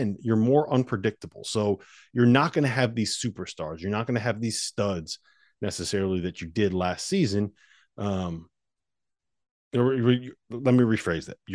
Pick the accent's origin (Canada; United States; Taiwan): United States; New Haven, Connecticut; my hometown newspaper, the New Haven Register